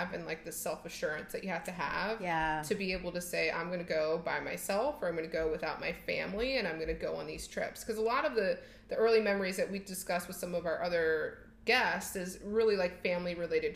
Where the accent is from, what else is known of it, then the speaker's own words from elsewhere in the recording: United States; moved away as an adult; now in London, United Kingdom; a person from the States